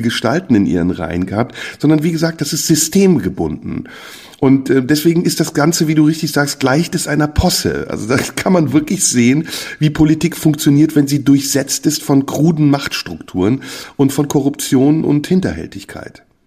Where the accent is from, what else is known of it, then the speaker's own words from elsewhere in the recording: Germany; also born or lived in Turkey; bei uns in Deutschland